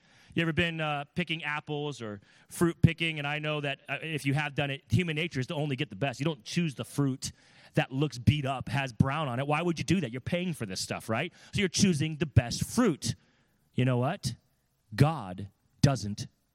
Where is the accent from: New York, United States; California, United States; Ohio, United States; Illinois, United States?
California, United States; now in Connecticut, United States; I'm from California.